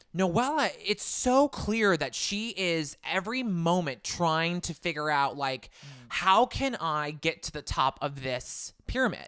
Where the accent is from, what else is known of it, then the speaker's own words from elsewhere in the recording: Southern California, United States; I'm from Southern California